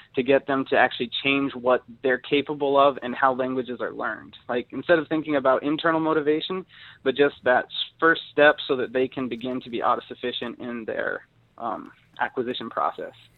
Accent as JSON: {"language": "English", "region": "Utah", "country": "United States", "moved": "yes", "lives_now": "East Lansing, United States", "said": "I'm from Utah"}